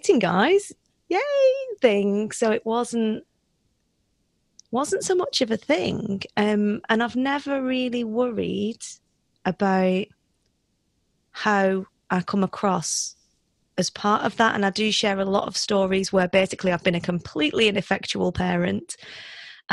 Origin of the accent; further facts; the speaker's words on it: United Kingdom; moved away as an adult; also born or lived in South Africa; I am British